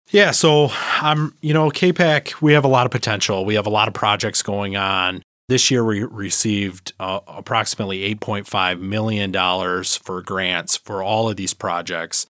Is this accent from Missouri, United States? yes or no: no; Harbor Beach, Michigan, United States; I was born and raised in the Thumb, um, in Harbor Beach, Michigan